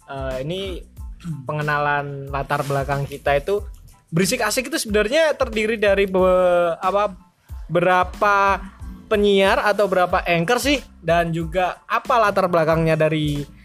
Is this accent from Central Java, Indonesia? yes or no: yes; Surakarta, Central Java, Indonesia; now in Tuban, Indonesia; Saya asalnya dari Solo tapi saya baru pindah hmm, beberapa tahun yang lalu